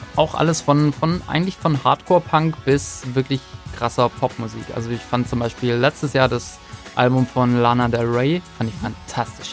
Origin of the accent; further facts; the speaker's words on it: Baden-Württemberg, Germany; accent: Swabian; dass wir doch noch ein bisschen einen schwäbischen Akzent in manchen Wörtern drin haben